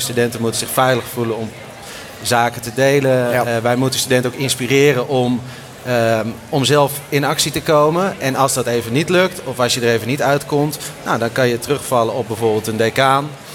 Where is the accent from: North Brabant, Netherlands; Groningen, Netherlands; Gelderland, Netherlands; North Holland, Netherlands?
Groningen, Netherlands; ik kwam uit Groningen